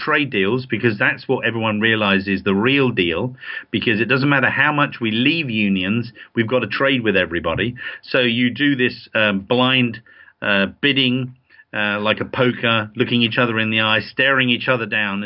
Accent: England, United Kingdom; We're English

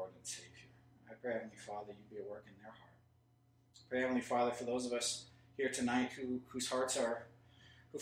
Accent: United States; I'm an American. I'm Scottish too, half

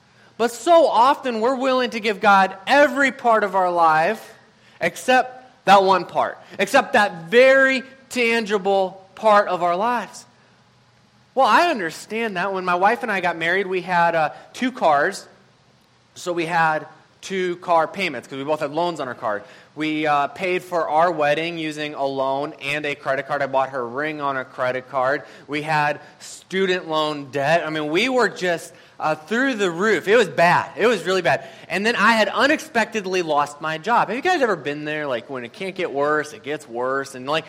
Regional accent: Madison, Wisconsin, United States; And I'm like, I'm from Madison. What is that?

